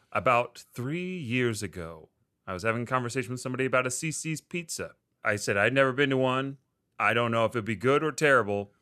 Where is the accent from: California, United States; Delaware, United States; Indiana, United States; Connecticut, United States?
Delaware, United States; I'm from Delaware